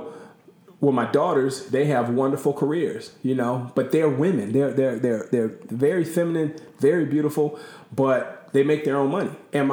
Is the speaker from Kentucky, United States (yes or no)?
no; Long Beach, California, United States; moved away; growing up in California, we didn't say yes, sir, and yes, ma'am.